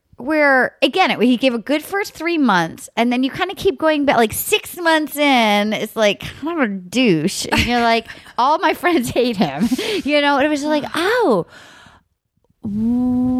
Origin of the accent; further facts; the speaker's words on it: New England, United States; growing up in New England